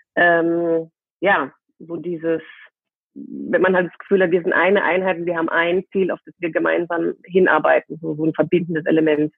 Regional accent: near Heidelberg, Baden-Württemberg, Germany; now in Cologne, Germany; ich äh, sitze gerade in Köln Mhm. und äh, komme aber aus dem aus der Nähe von Heidelberg

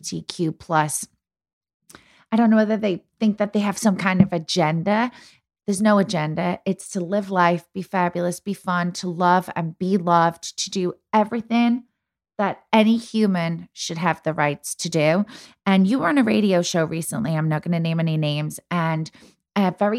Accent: England, United Kingdom; now in United States; growing up in England, we always have pantomime

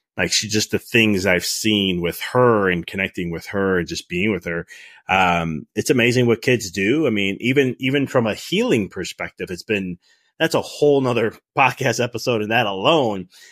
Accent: Chicago, Illinois, United States; moved away as an adult; also born or lived in Dallas; I'm from Chicago

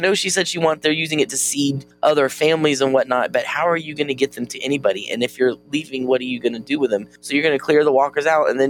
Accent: Jacksonville, Florida, United States; my hometown of Jacksonville

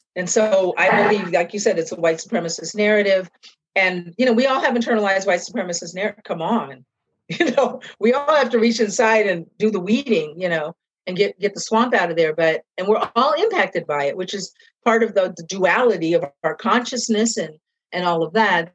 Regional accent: Seattle, Washington, United States; moved away as an adult; now in East Coast, United States; growing up where I grew up, when I grew up, how I grew up in Seattle was really great as a mixed kid

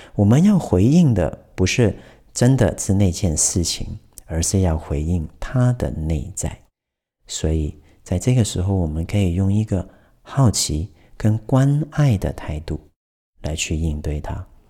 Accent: Taiwan; 我们台湾人的 N 的尾音

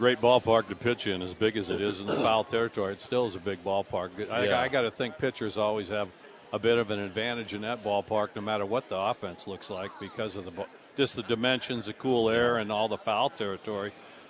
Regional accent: Seattle, Washington, United States; moved away as an adult; also born or lived in Arizona; growing up in Seattle.

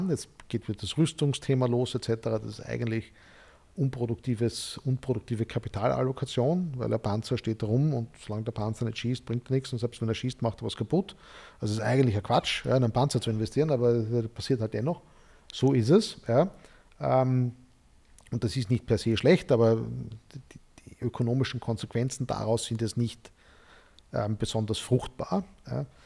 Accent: Graz, Styria, Austria; ich bin in Graz, in der Steiermark aufgewachsen

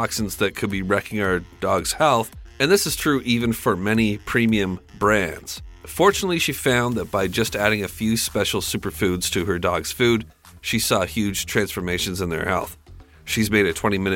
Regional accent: Canada; I'm Canadian.

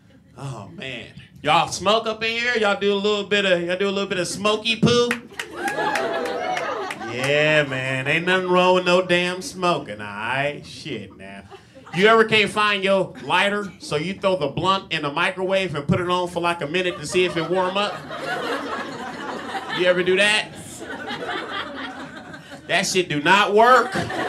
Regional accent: Compton, California, United States; Yeah, I'm from Compton, man. If you guys don't know what Compton is, the Hunger Games called it District 12.

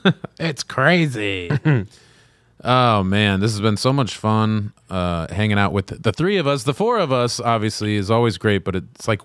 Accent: Colorado, United States; I'm from Colorado.

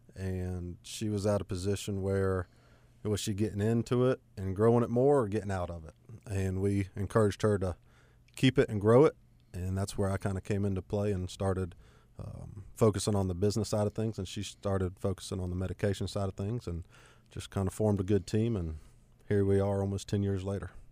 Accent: Gastonia, North Carolina, United States; also born or lived in Cramerton, North Carolina; born and raised in Gastonia. Uh, didn't get very far living in Cramerton now.

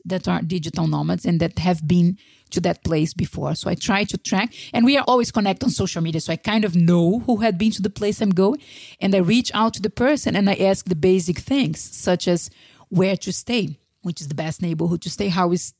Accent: Brazil; moved away; also born or lived in Spain; if I was still in Brazil, in my hometown, or still in Spain, I wouldn't have lived.

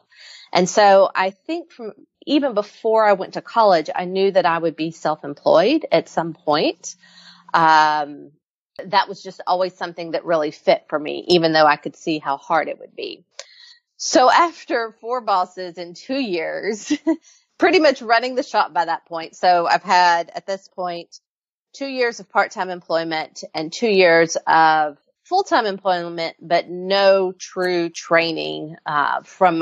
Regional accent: Fayetteville, United States; I moved back to my hometown of Fayetteville

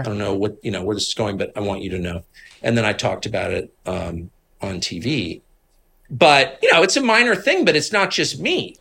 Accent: Washington, District of Columbia, United States; I'm from D C. My dad was in this world.

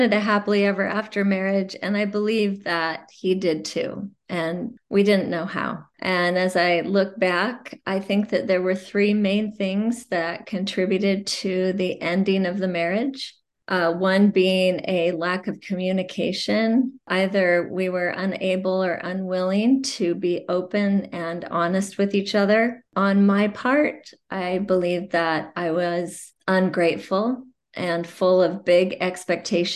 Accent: Provo, Utah, United States; I was born and raised in Provo, Utah

